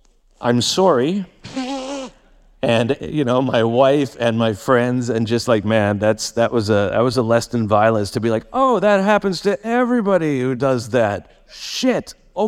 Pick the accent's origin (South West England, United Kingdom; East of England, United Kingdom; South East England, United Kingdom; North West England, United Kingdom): South East England, United Kingdom; Guildford; I'm from Guildford. I'm just like, wow, this is out of my comfort zone.